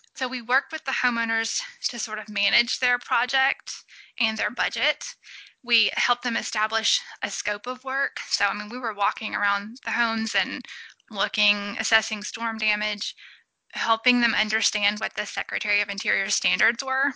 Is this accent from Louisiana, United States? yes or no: yes; Alexandria, Louisiana, United States; also born or lived in New Orleans, Louisiana / Alabama / Savannah, Georgia; I am a Louisiana native. So I was born in New Orleans and then really grew up in Alexandria, which is in the central part of the state